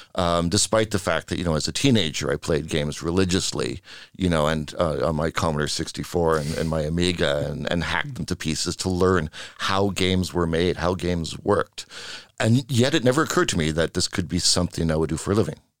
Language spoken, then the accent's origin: English; Vancouver, British Columbia, Canada; moved away as an adult; now in Sweden; I'm from Vancouver, Canada